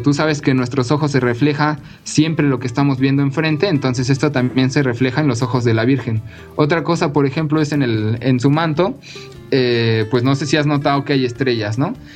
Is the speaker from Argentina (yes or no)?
no; Mexico; los mexicanos